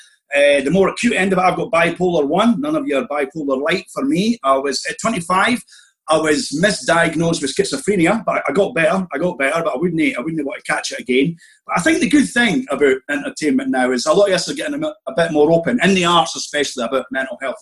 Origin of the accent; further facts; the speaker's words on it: Scotland, United Kingdom; I was raised in Church of Scotland, we had this very ferocious Scottish Presbyterian minister